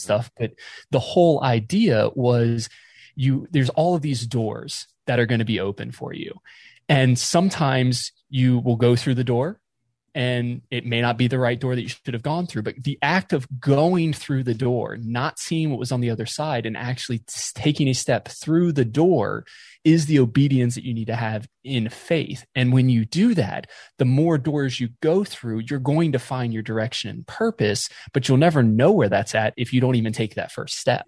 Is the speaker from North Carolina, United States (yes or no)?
yes; just outside of Raleigh, North Carolina, United States; also born or lived in West Palm Beach, Florida / Boca Raton, Florida; now in Ohio, United States; I was born in Florida, uh, South Florida, West Palm Beach, and grew up mostly in North Carolina, uh, just outside of Raleigh